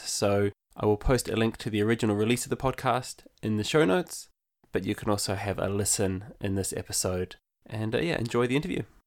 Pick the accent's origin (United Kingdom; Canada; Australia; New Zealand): New Zealand; moved away as an adult; now in Limerick, Ireland; So, I'm originally from New Zealand, and I moved to Ireland in the heart of the recession in two thousand eleven.